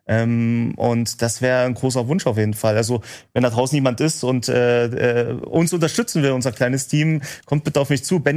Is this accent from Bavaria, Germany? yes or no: no; Remse, Saxony, Germany; aus in meinem Heimatort haben wir es gedreht in Remse äh, in Sachsen.